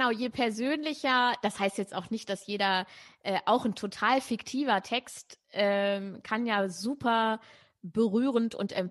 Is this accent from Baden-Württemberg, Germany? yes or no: no; Braunschweig, Lower Saxony, Germany; dann sind wir äh, in Braunschweig, wo ich aufgewachsen bin, oft mit der Straßenbahn gefahren